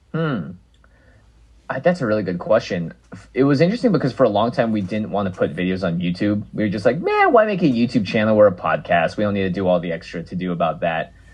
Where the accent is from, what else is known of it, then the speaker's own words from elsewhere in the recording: Seattle, Washington, United States; I grew up in Seattle, Washington